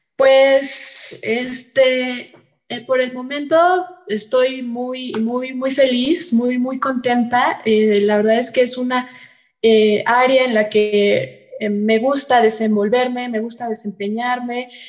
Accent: Mexico; como mexicanos

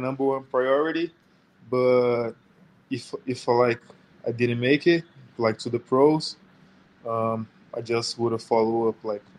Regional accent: Brazil; moved away; I'm playing for the Rockets right now. And I'm from Brazil. I'm 24 years old.

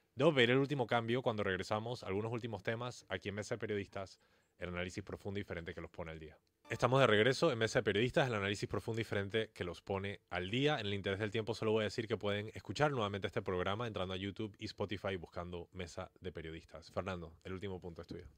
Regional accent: Panama; nosotros como sociedad panameña

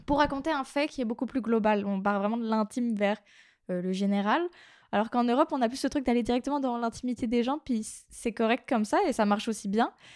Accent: near Brest, Brittany, France; also born or lived in Quebec; en Bretagne, à Brest, donc la grande ville à côté de là où j'ai grandi

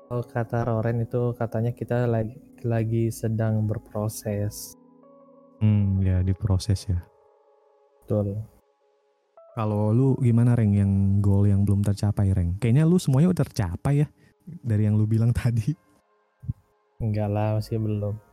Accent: Pakistan; pengen ke Pakistan gitu kan ke tempat asal gue

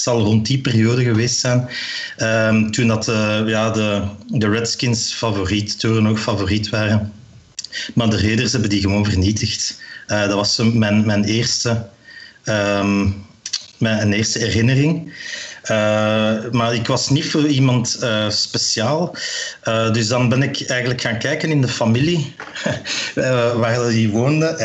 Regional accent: Meissen, Saxony, Germany; ik kom uit Meissen.

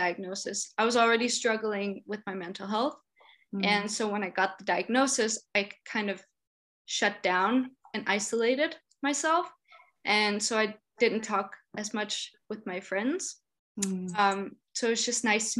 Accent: Denmark; I'm from Denmark.

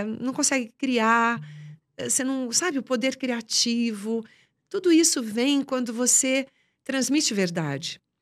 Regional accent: Boa Esperança do Sul, São Paulo, Brazil; moved away; also born or lived in São Carlos; eu nem vim de São Carlos, eu vim de uma cidadezinha chamada Boa Esperança do Sul.

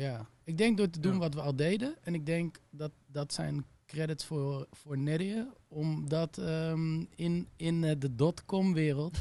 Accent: Utrecht, Netherlands; moved away as an adult; also born or lived in Amsterdam; ging ik weer terug naar Utrecht, waar ik vandaan kom

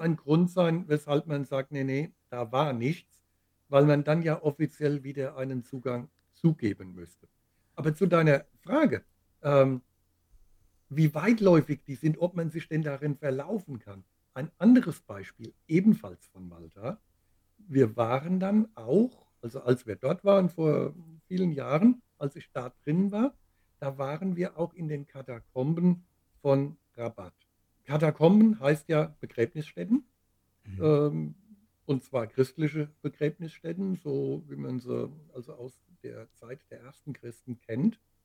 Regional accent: Groß-Gerau, Hesse, Germany; in meiner Heimatstadt Groß-Gerau

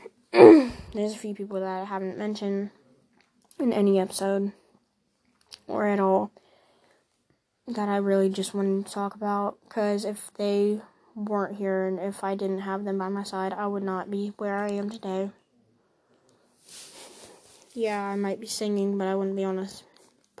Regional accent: Ohio, United States; I'm from Ohio. I'm 13 years old

